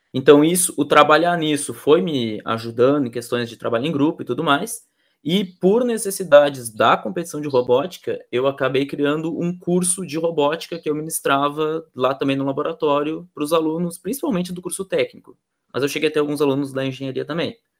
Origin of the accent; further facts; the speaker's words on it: Rio Grande do Sul, Brazil; also born or lived in Pelotas; eu sou aqui do Rio Grande do Sul, eu moro em Pelotas